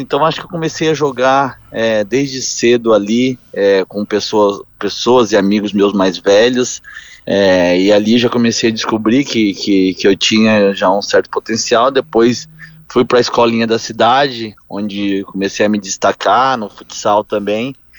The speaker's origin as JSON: {"language": "Portuguese", "region": "Paraná", "country": "Brazil", "tie": "born or raised there", "said": "nasci no Paraná, é, venho de família que é, nós temos oito tios, os oito montavam em rodeio"}